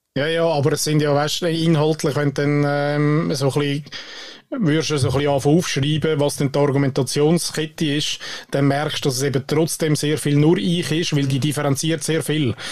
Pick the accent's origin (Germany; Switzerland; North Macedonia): Switzerland; bei uns in der Schweiz